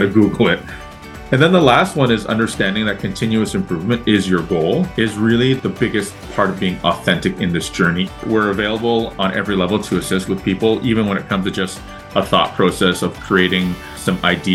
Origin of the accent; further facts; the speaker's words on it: Toronto, Ontario, Canada; I'm born and raised in Toronto. I'm a Canadian